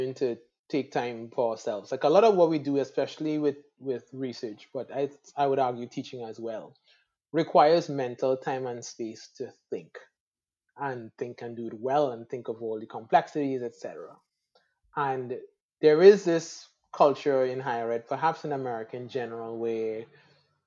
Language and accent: English; Trinidad & Tobago; moved away as an adult; also born or lived in Atlanta, Georgia; I'm from Trinidad and the Caribbean